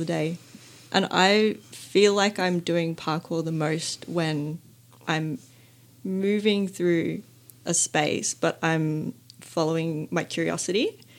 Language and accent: English; Johannesburg, Gauteng, South Africa; So it would have to be the first house that I grew up in Johannesburg, South Africa.